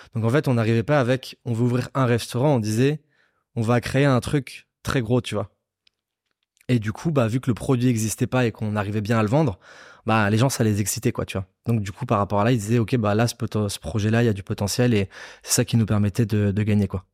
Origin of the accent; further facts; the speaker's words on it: Nice, Provence-Alpes-Côte d'Azur, France; je viens de Nice